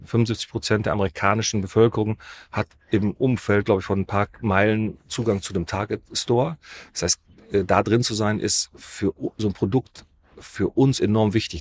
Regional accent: Düsseldorf, North Rhine-Westphalia, Germany; Wir kommen aus Düsseldorf

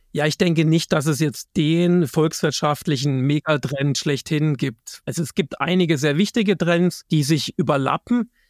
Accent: Germany; bei uns in Deutschland

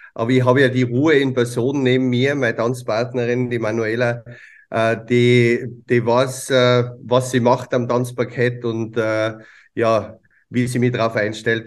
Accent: Tyrol, Austria; bei uns in Tirol

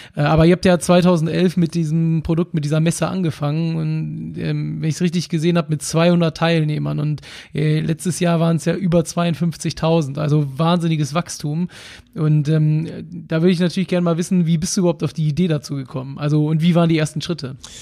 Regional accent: Hamburg, Germany; ich komme aus Hamburg

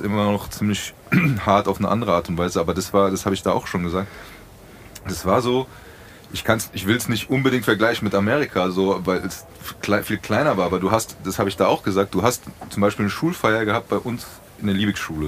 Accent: Frankfurt, Hesse, Germany; wir sind Bockenheimer, wir sind Frankfurter

